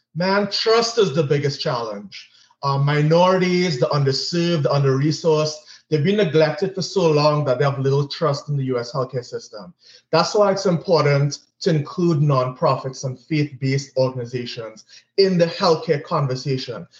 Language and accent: English; Trinidad & Tobago; moved away as an adult; also born or lived in Grenada / Miami / New York City; born and raised in Trinidad and Tobago